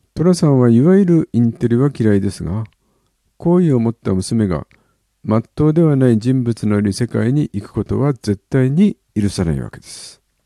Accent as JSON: {"language": "Japanese", "town": "Yokohama", "region": "Kanagawa", "country": "Japan", "tie": "born or raised there", "also_born_or_lived": "Oji, Tokyo", "said": "生まれは横浜は金沢区。育ちは一時東京、王子もやっぱり横浜。"}